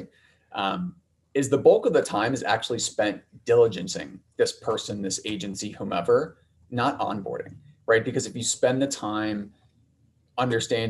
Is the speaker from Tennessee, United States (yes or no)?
no; Ohio, United States; moved away as an adult; also born or lived in New York / Chicago; I'm from the Midwest, from Ohio, went to school out east for undergrad, ended up in New York after school